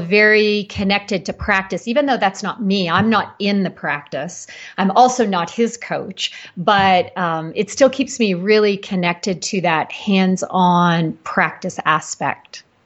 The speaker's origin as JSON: {"language": "English", "country": "Canada", "moved": "as an adult", "lives_now": "Boulder, United States", "said": "I'm Canadian and relocated to Colorado"}